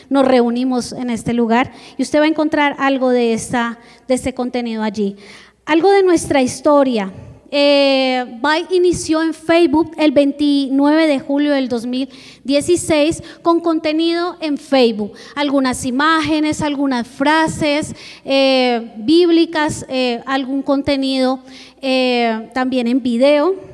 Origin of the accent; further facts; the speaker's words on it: Bogotá, Colombia; junto con mi esposo somos de Colombia, venimos de Bogotá, la capital.